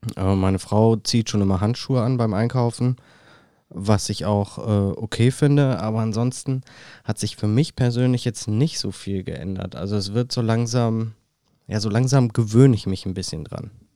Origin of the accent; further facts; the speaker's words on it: Germany; Bei uns in Deutschland